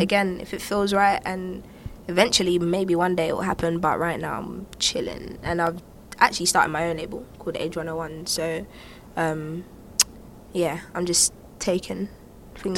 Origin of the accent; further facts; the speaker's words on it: United Kingdom; I'm black, I'm British